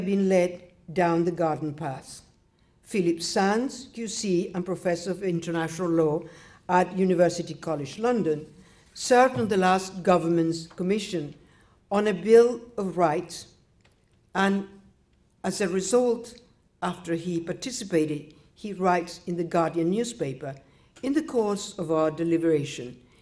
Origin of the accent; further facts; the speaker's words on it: Nicaragua; moved away; I was born in Nicaragua.